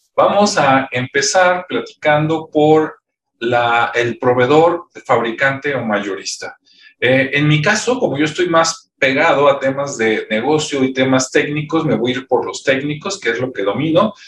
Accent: Mexico; hay muchísimas acá en mi país, pero por ejemplo, pues no sé, está el TEC de Monterrey, está la Universidad de Guadalajara, la UNAM

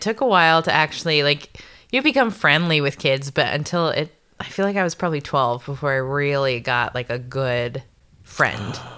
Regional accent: Canada; also born or lived in Nebraska, United States / South Dakota, United States; moved up to Canada when I was just about to turn ten

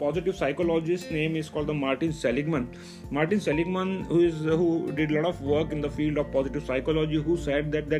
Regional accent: Mumbai, Maharashtra, India; I am from Mumbai, India

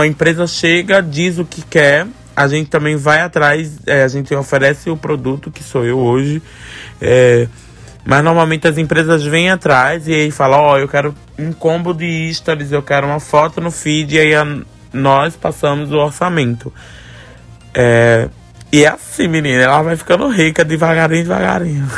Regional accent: Olinda, Pernambuco, Brazil; Rio Doce, é onde eu fui criado, onde eu nasci

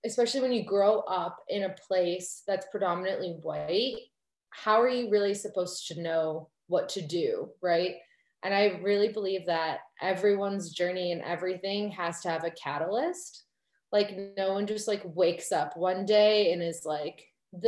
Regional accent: suburbs of Chicago, Illinois, United States; I grew up in the suburbs of Chicago in a fairly white community.

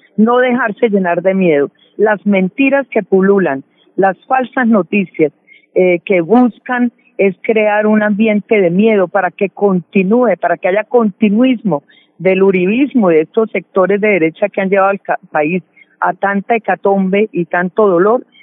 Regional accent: Colombia; como colombianos y colombianas

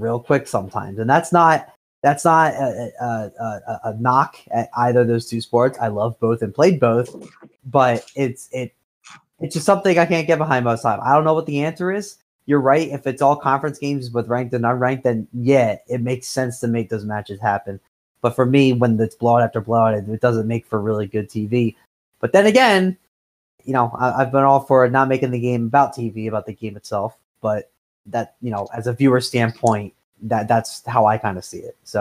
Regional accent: New Brunswick, New Jersey, United States; they're from my hometown

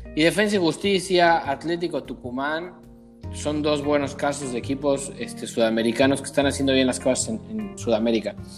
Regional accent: Mexico; como mexicanos

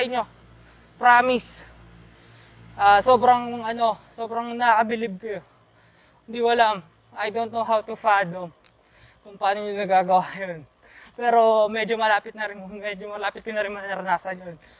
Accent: Quezon City, Metro Manila, Philippines; taga QC kasi ako

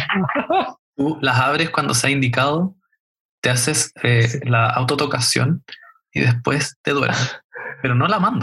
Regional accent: Chile; nuestra, nuestra historia como chileno

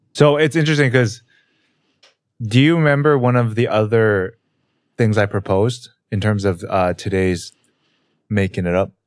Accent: Canada; growing up in Canada and also not living in America

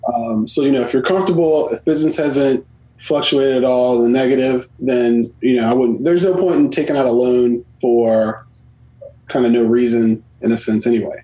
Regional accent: Washington, District of Columbia, United States; born and raised in the Washington D.C. area.

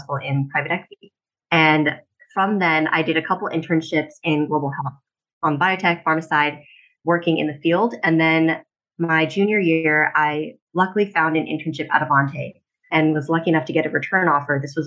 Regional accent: Wilmington, Delaware, United States; moved away as an adult; also born or lived in Los Angeles; I was born and raised in Wilmington, Delaware

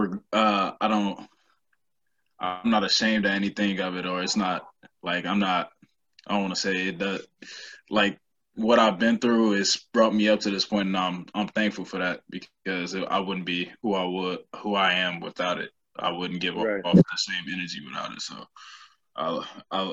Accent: Chicago, Illinois, United States; I'm black dude from the South Side of Chicago

